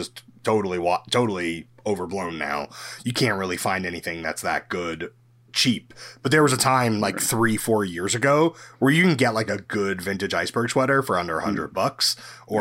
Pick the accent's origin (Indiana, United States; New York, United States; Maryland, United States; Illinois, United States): New York, United States; New York City; also born or lived in London, United Kingdom; I'm from New York.